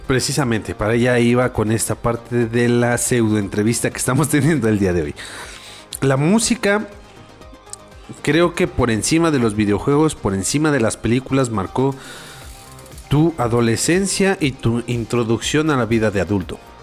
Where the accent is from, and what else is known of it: Mexico